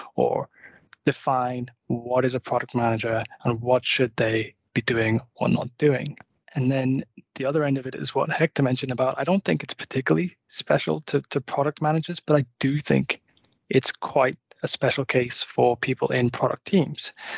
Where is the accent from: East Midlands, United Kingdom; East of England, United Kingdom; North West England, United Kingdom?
North West England, United Kingdom; just outside Liverpool; now in Malmö, Sweden; I'm a Brit. I actually grew up just outside Liverpool in England. Uh, I now live in Malmö